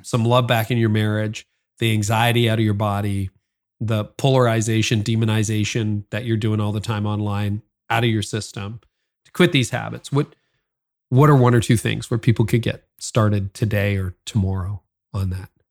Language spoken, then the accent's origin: English; Canada; I'm also Canadian